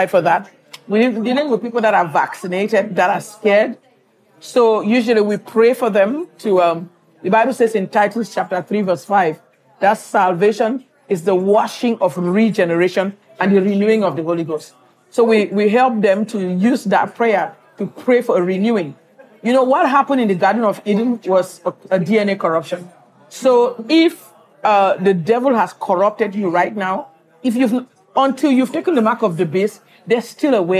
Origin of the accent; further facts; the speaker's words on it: Cameroon; moved away as an adult; also born or lived in Nigeria; now in Houston, United States; I grew up in West Africa. I'm from Cameroon, Central Africa. I went to medical school in Nigeria